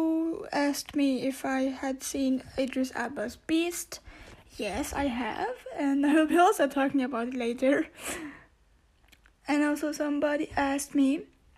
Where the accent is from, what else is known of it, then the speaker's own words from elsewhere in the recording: Austria; first language Turkish; English is a second language; I was born in Europe, I can, more like in Austria, I can speak German